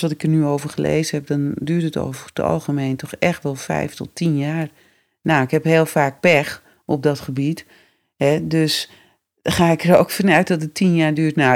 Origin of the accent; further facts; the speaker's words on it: West Friesland, North Holland, Netherlands; accent: West Frisian; moved away; also born or lived in Amsterdam; West-Friesland. Mijn moeder is van boven Karspel. Oh, grappig. Dus ik spreek ook gewoon West-Fries hoor.